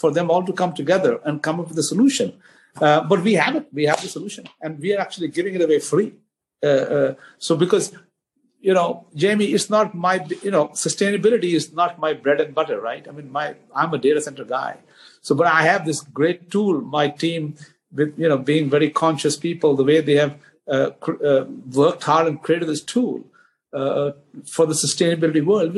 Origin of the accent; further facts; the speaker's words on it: Mumbai, Maharashtra, India; now in Ashburn, United States; as a kid growing up in Bombay in India